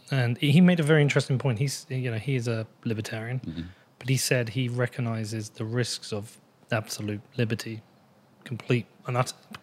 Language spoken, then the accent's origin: English; United Kingdom; I am British